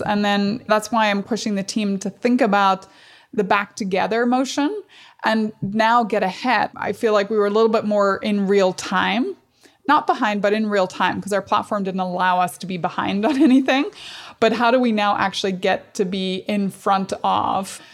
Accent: Strabane, Northern Ireland, United Kingdom; I grew up in Northern Ireland.

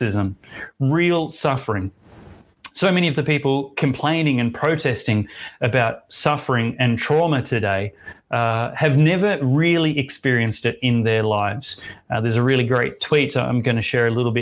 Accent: Australia; I am Australian, that I get to call Australia home. I was born here

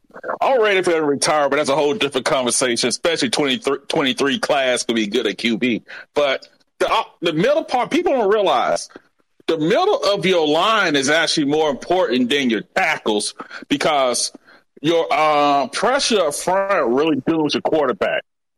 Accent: Montgomery, Alabama, United States; Hey, I'm from Montgomery, Alabama, man.

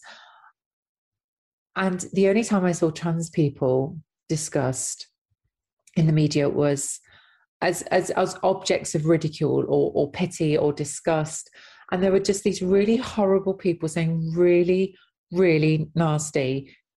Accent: Nottinghamshire, East Midlands, United Kingdom; I was in an ex-mining town in Nottinghamshire

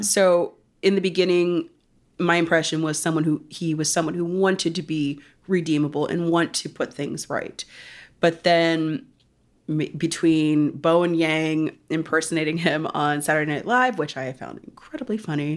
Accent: Pennsylvania, United States; moved away; my home state of Pennsylvania

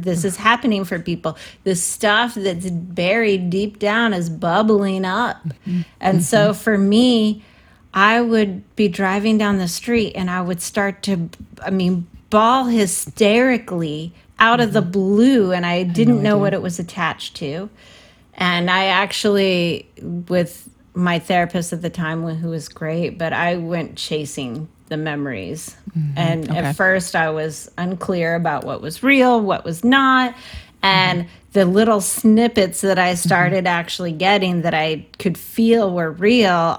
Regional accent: San Francisco, California, United States; I'm from San Francisco

